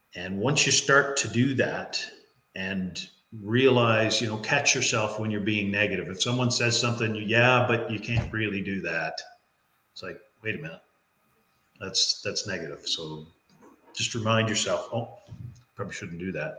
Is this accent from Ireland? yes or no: no; Newfoundland and Labrador, Canada; I'm from Newfoundland. So in Newfoundland, we say it's all in the way you hold your mouth